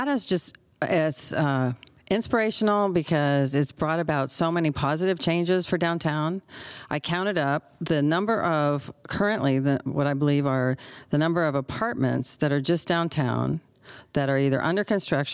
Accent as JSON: {"language": "English", "town": "Redding", "region": "California", "country": "United States", "tie": "born or raised there", "said": "I grew up in Reading"}